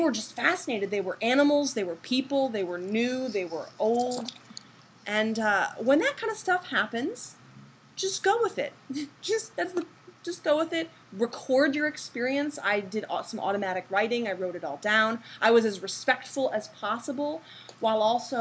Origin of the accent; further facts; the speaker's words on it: Massachusetts, United States; moved away as an adult; also born or lived in California; I was born and raised in Massachusetts